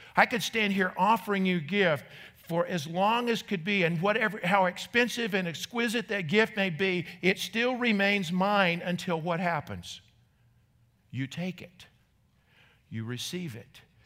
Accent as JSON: {"language": "English", "region": "North Carolina", "country": "United States", "tie": "born or raised there", "moved": "yes", "said": "when I was a kid growing up in North Carolina"}